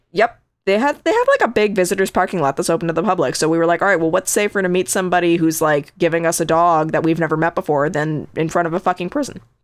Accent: Connecticut, United States; I grew up in Connecticut

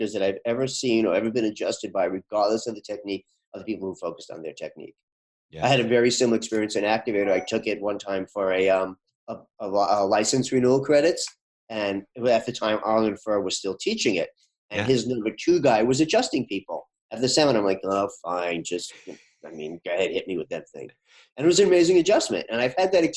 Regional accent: New York, United States; moved away as an adult; now in Boston, United States; I'm from New York

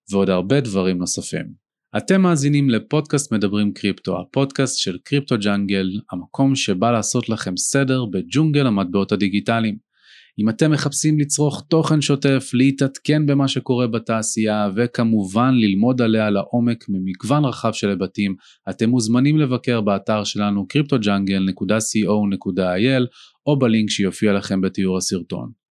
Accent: Ramat Gan, Tel Aviv District, Israel; נולדתי בתל השומר.

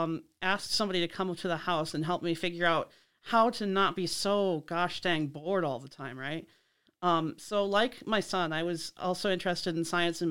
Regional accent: Lansing, Michigan, United States; born or raised there; also born or lived in Mason, Michigan

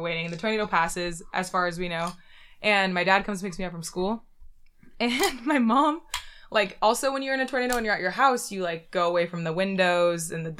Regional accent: Michigan, United States; I'm from Michigan.

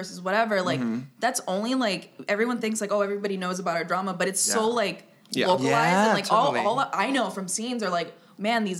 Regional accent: Miami, Florida, United States; I'm from Miami, Florida

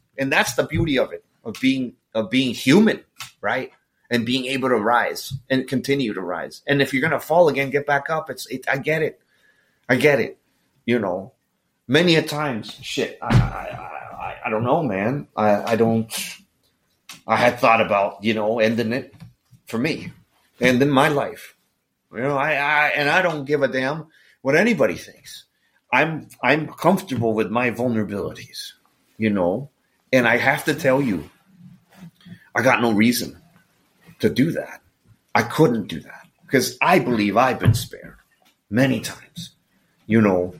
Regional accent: Florida, United States; I'm actually from Florida and there's not enough money in this world to get me back to Florida.

